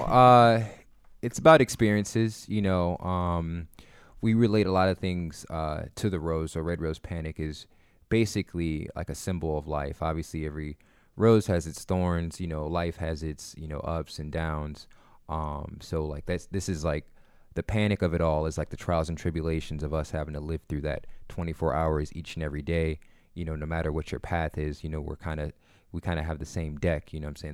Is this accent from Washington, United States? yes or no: no; Akron, Ohio, United States; I'm from Akron.